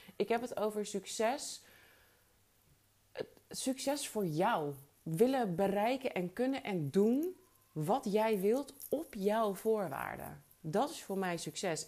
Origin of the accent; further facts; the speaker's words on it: Alkmaar, North Holland, Netherlands; moved away; also born or lived in New York; uit Alkmaar